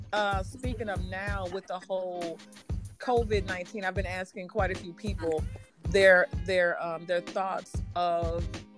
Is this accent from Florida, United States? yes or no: no; St. Louis, Missouri, United States; because I'm from St. Louis.